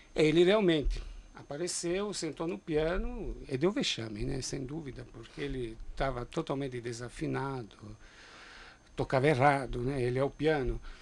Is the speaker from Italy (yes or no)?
yes; Italy; now in São Paulo, Brazil; eu, por exemplo, nasci na Itália